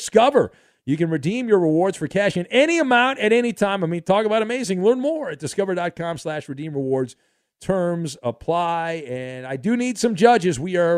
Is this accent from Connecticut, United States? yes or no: no; California, United States; I grew up in Orange County, you know, like kind of the beach on the weekends.